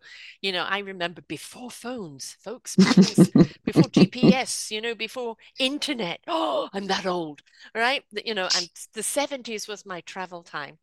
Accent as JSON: {"language": "English", "country": "South Africa", "accent": "South African", "moved": "yes", "said": "had lived in South Africa at that time. Got to make sure my South African accent doesn't come out"}